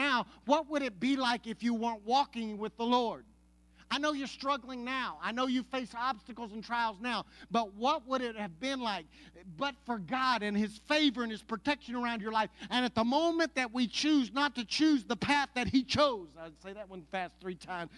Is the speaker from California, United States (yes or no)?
no; Anadarko, Oklahoma, United States; I grew up in Anadarko, Oklahoma, and attended church in Apache, Oklahoma